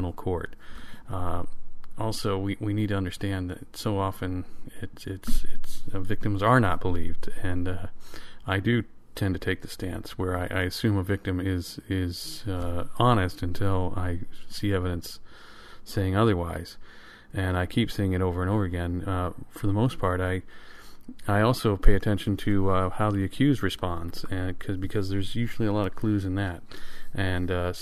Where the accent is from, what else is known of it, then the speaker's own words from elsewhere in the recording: Michigan, United States; Michigan Radio, which is an NPR affiliate in my home state